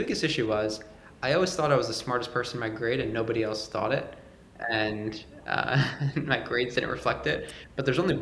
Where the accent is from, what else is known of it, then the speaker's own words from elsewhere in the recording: New York, United States; I'm from New York